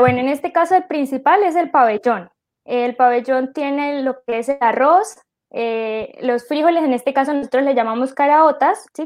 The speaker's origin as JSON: {"language": "Spanish", "country": "Venezuela", "said": "uno como venezolano"}